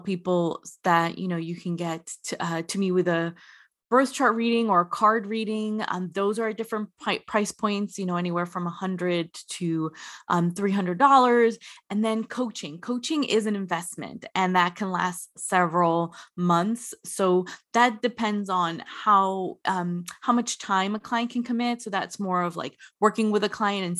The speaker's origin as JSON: {"language": "English", "region": "New Jersey", "country": "United States", "tie": "born or raised there", "said": "I grew up in the New Jersey area."}